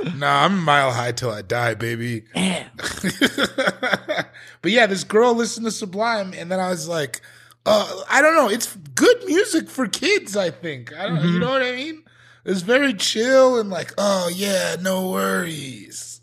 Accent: Colorado, United States; I'm from Colorado

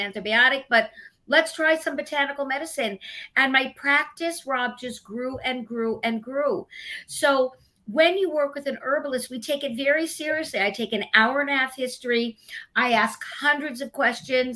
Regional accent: Los Angeles, California, United States; moved away as an adult; also born or lived in Oxford; now in Brooklyn, United States; I'm from Los Angeles, Hollywood, California. I was a childhood actress. I did movies and television growing up

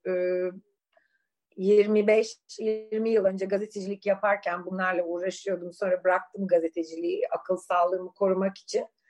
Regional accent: Suadiye, Istanbul, Turkey; ben çocukken Suadiye'de öğlen böyle manyak yürüyüşlere çıkardım

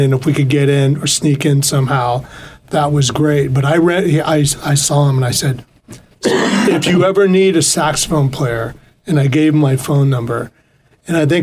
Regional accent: Carpinteria, California, United States; now in Santa Barbara, United States; I moved in 2003, but I grew up in Carpinteria.

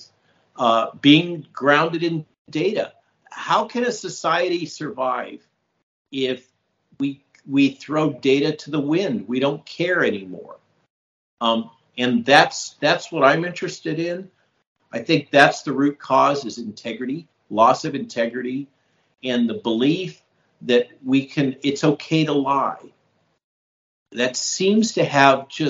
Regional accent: California, United States; I grew up in California

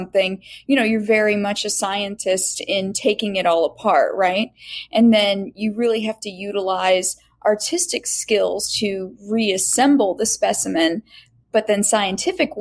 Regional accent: United States; also born or lived in Indiana / Florida; I grew up in Indiana and Florida

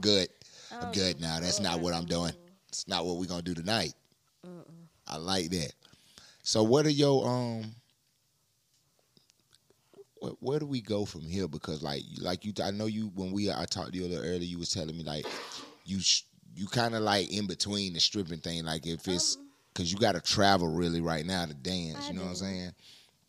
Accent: Brunswick, Georgia, United States; I was born in Brunswick.

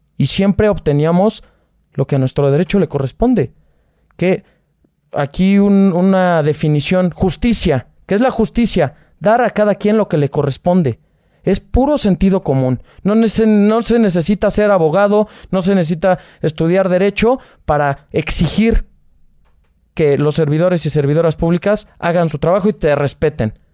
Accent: Naucalpan, State of Mexico, Mexico; Yo soy de Naucalpan, Estado de México.

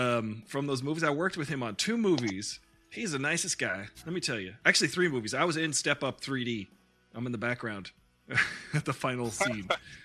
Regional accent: Canada; Like, I'm Canadian.

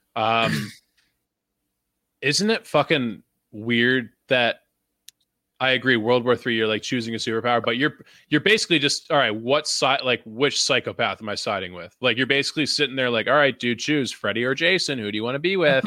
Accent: Canada; as a Canadian

